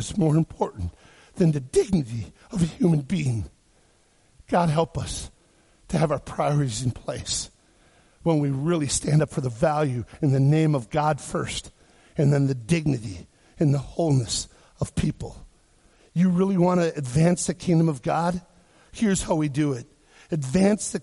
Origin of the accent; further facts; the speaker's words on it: Wisconsin, United States; I grew up in Wisconsin